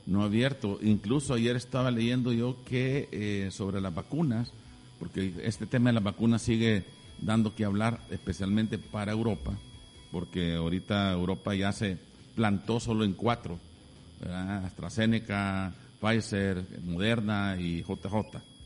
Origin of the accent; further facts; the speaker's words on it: El Salvador; nosotros como buenos salvadoreños